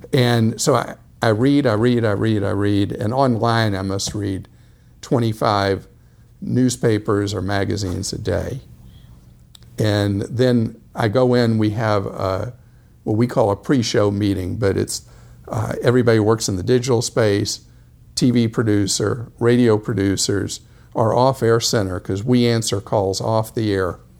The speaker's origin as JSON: {"language": "English", "town": "Atlanta", "region": "Georgia", "country": "United States", "tie": "born or raised there"}